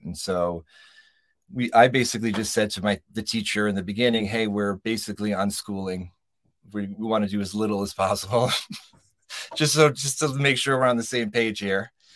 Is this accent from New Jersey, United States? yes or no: no; New York, United States; moved away as an adult; now in Joshua Tree, United States; we're not native Californians, we're from New York